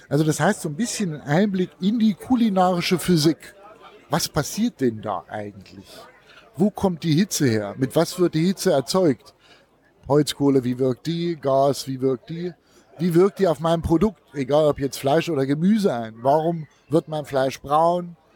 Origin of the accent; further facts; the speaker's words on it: Thuringia, Germany; Ich habe angefangen 2003 äh, als Thüringer, habe ich immer gedacht, ich kann grillen.